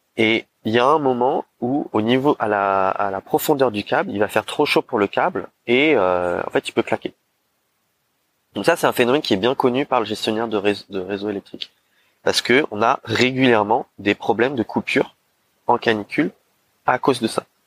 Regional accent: Paris, Île-de-France, France; en tant que Parisien

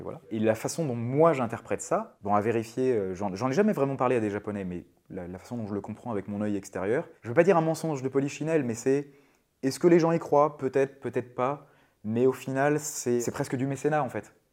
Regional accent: Brittany, France; moved away; also born or lived in Japan; À la base je suis breton. J'ai grandi au bord de mer.

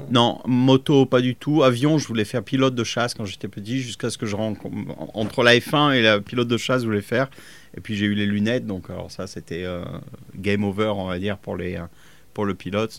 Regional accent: Fréjus, Provence-Alpes-Côte d'Azur, France; moved away as an adult; also born or lived in Cologne, Germany / Italy; now in England, United Kingdom; je viens de, de Fréjus, originellement, donc on n'était pas loin de Monaco.

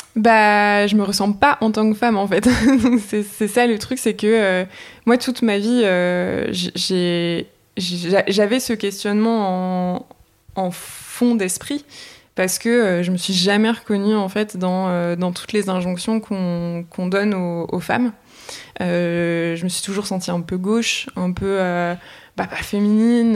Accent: the Nord, Hauts-de-France, France; j'ai grandi, j'ai grandi dans le Nord

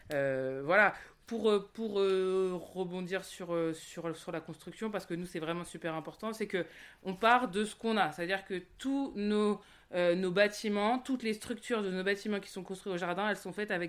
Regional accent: Centre-Val de Loire, France; moi, donc j'ai grandi ici dans le Loir-et-Cher, puis après je suis partie sur Paris, et, puis j'ai vécu à Bordeaux

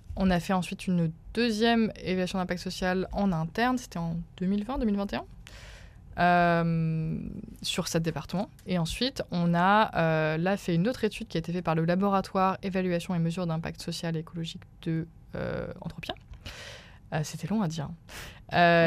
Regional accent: Remiremont, Grand Est, France; moved away as an adult; also born or lived in Rennes; now in Paris, France; Je viens des Vosges, petite bourgade qui s'appelle Remiremont

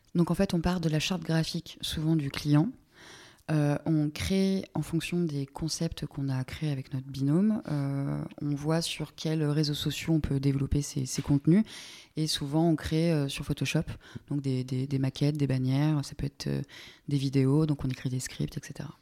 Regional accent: Normandy, France; moved away; je suis pas née en Normandie, mais je viens de Normandie. Il se trouve qu'il pleut beaucoup en Normandie

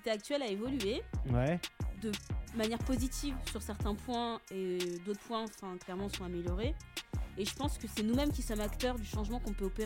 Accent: Vitry-sur-Seine, Île-de-France, France; also born or lived in Guadeloupe; j'ai souvent fait des allers-retours entre la Guadeloupe et la métropole. Donc euh, j'ai grandi à Vitry-sur-Seine

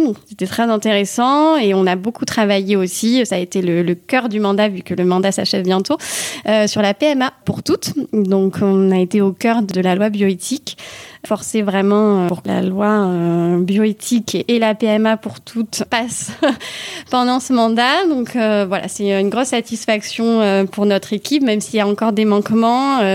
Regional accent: Toulouse, Occitania, France; also born or lived in Manville, Haute-Garonne; j'ai 33 ans, je viens de euh, Toulouse et donc je vis à Manville, euh, une commune rurale euh, d'Occitanie et plus précisément de Haute-Garonne.

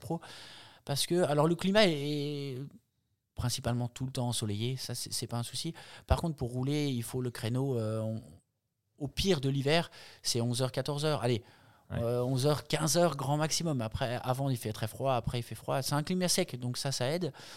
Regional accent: Jura, Bourgogne-Franche-Comté, France; moved away as an adult; also born or lived in Nice; now in Embrun, France; je suis originaire du Jura

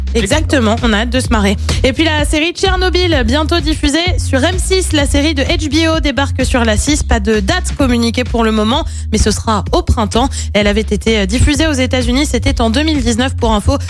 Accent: Loire, Auvergne-Rhône-Alpes, France; chez nous, dans la Loire

